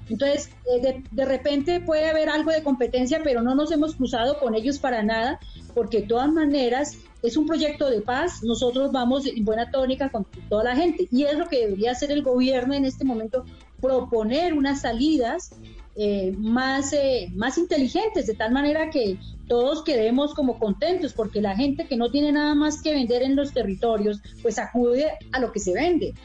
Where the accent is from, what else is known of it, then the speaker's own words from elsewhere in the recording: mountains of Cauca, Colombia; moved away as an adult; now in Bogotá, Colombia; yo vengo de las montañas del Cauca a la ciudad de la capital, a Bogotá, a estudiar